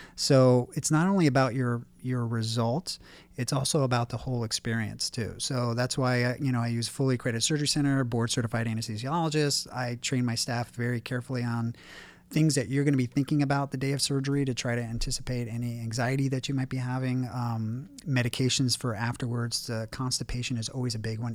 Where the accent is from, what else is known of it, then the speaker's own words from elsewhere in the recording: Warrenton, Virginia, United States; now in Beverly Hills, United States; growing up in Warrenton, Virginia, which is a really small town in Virginia